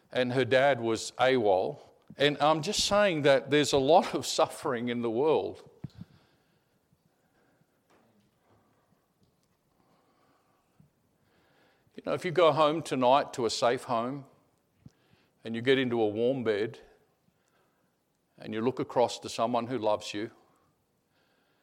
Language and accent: English; Australia; I'm an Aussie, and I was a fifth generation Australian